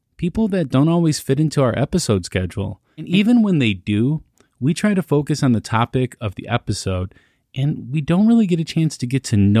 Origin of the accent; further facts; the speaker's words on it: Chicago, Illinois, United States; I'm a Southside Chicago boy